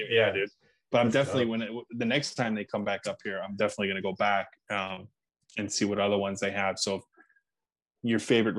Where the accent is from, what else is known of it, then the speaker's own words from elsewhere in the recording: Scranton, Pennsylvania, United States; my hometown here up in Scranton.